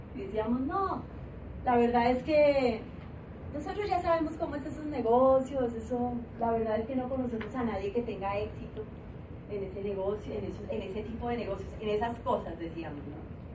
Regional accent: Colombia; moved away as an adult; now in Guadalajara, Mexico

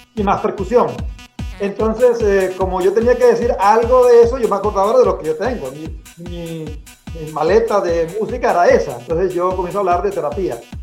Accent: Corozal, Sucre, Colombia; now in Belgium; yo nací en Colombia, en un pueblo muy pequeño, aislado que se llama Corozal. La ciudad más grande cerca de, Corozal es Cartagena, en el Caribe colombiano.

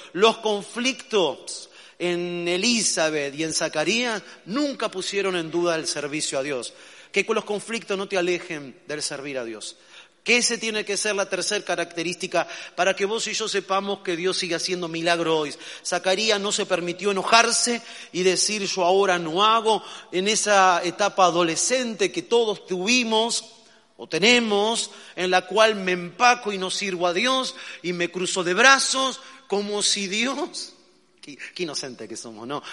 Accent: Argentina; los argentinos, que cuando nos gusta algo no decimos que está bueno o que está muy bueno, decimos que estamos re bueno

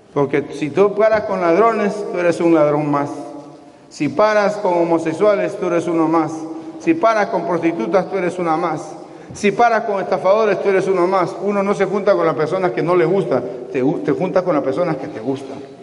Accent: Peru; mi país, de Perú

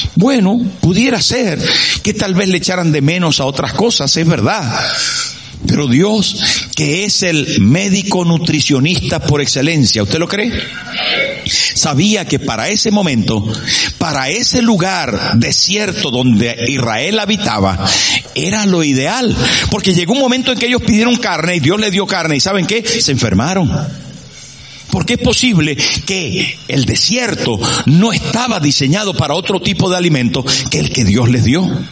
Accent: Sierra de Perijá, Zulia, Venezuela; moved away as an adult; echaba de menos a mi pueblo y a mi gente y al clima y a la sierra de Perijá donde yo vivía

